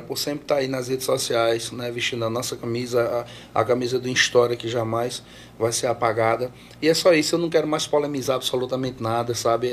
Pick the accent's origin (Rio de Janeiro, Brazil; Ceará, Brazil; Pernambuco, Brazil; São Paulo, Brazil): Pernambuco, Brazil; Santa Maria da Boa Vista; also born or lived in Belém de São Francisco; Eu só nasci em Belém de São Francisco, eu fui criado mesmo em Santa Maria da Boa Vista.